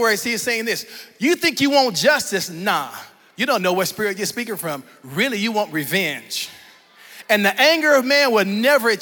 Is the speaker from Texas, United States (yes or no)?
yes; Fort Worth, Texas, United States; when I grew up here in Fort Worth